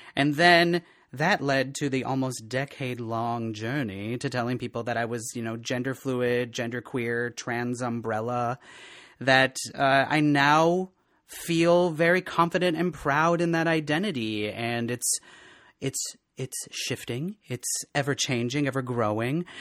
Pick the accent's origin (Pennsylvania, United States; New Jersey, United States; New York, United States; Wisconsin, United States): Wisconsin, United States; Eleva; moved away as an adult; also born or lived in Eau Claire, Wisconsin; now in Minneapolis, United States; from a little, a little town in west central Wisconsin called El Tuna